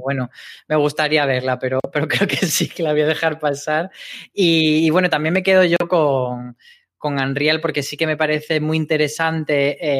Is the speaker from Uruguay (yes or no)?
no; Granada, Andalusia, Spain; moved away; en Granada, que es de donde yo soy